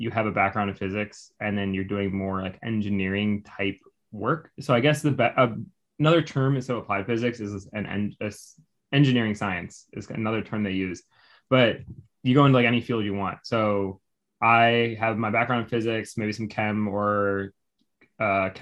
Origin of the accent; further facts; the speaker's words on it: Evanston, Illinois, United States; moved away as an adult; also born or lived in Virginia; now in Houston, United States; I grew up in a suburb right north of Chicago called Evanston, right in Illinois